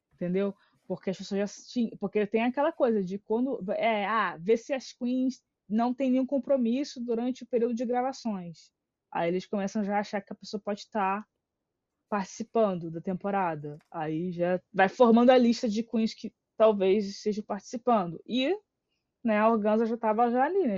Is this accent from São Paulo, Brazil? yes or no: no; Rio de Janeiro, Brazil; a gente é do Rio.